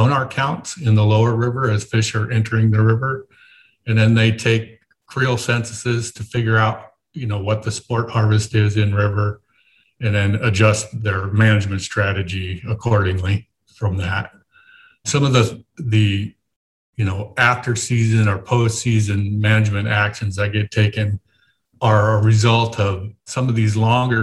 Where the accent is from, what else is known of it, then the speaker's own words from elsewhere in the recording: Wyoming, United States; moved away; I grew up in Wyoming and did a lot of elk